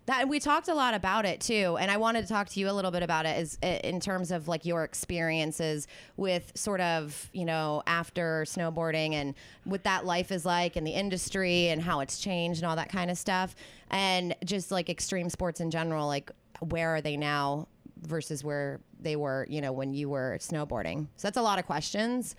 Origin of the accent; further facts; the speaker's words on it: East Coast, United States; now in California, United States; growing up on the East Coast